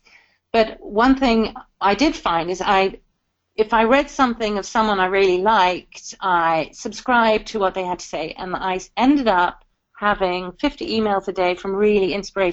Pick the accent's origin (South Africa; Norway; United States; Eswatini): South Africa; born or raised there; now in United Kingdom